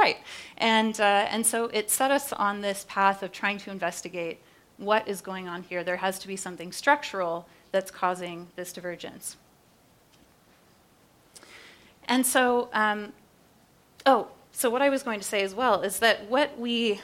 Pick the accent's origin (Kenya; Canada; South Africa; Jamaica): Canada; now in United States; I'm Canadian originally